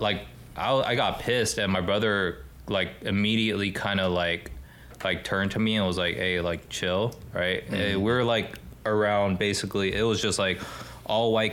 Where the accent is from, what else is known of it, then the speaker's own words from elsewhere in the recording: Los Angeles, California, United States; I'm from Los Angeles, I'm just kind of glad that I grew up here